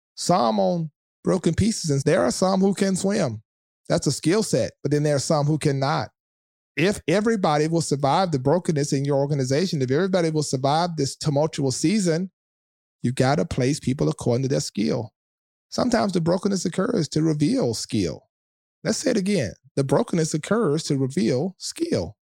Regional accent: South Louisiana, United States; I'm from the South of Louisiana

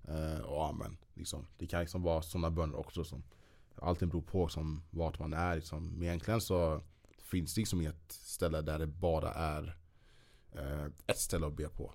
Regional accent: Sweden; vi svenskar

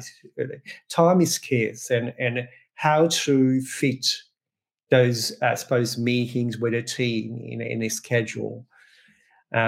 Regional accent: Croatia; now in Australia; I'm originally, born in Croatia, but been in Australia quite some time

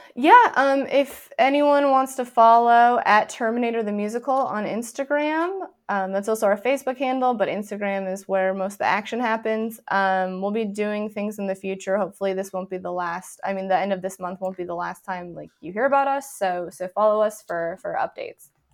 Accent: near Deadwood, South Dakota, United States; I grew up near Deadwood, South Dakota

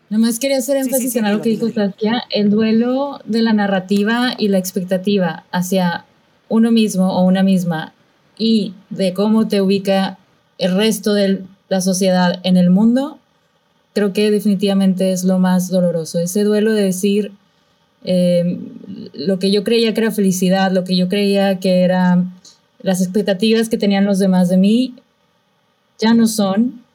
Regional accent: Monterrey, Nuevo León, Mexico; moved away; soy de Monterrey

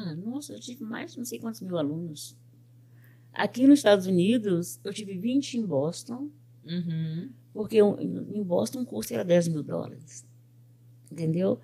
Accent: Belo Horizonte, Minas Gerais, Brazil; moved away as an adult; now in United States; Eu sou de Belo Horizonte. Eu nasci no bairro do Horto, na rua Pitangui, 2004.

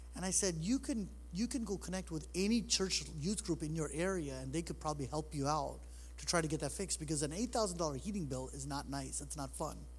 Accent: New York City, New York, United States; now in Michigan, United States; I was born in New York City. Uh, I've been in Michigan now for 25 years

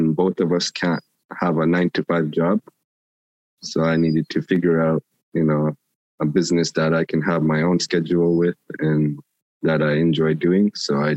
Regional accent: Grise Fiord, Nunavut, Canada; I'm from Greasefjord, 28 years old

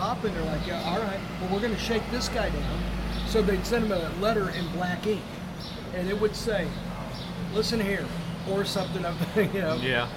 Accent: Kansas City, Missouri, United States; I grew up in Northeast Kansas City.

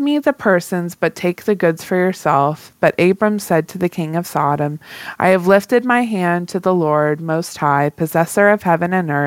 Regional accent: the South, United States; accent: Southern; I'm from the South

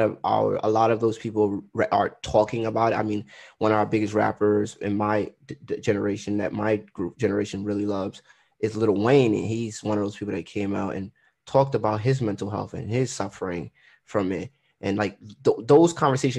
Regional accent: Trinidad & Tobago; I'm Trinidadian

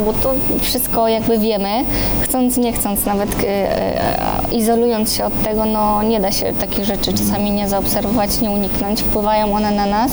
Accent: Poland; ja jestem z Polski

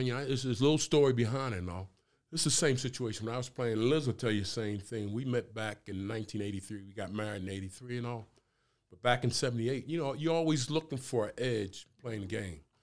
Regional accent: Camden, New Jersey, United States; moved away as an adult; also born or lived in Kentucky; I'm from New Jersey, Camden, New Jersey

